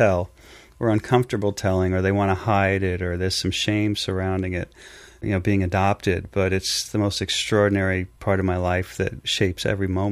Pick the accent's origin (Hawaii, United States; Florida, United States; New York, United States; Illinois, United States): New York, United States; Long Island; also born or lived in San Diego, California / Westchester County, New York; by the time I was six, I was here in New York, in Long Island, of all places, where I spent most of my life